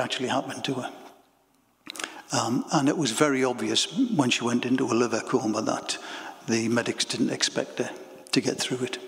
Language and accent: English; Bedlington, North East England, United Kingdom; also born or lived in Wallsend; I was born in Bedlington, mining village.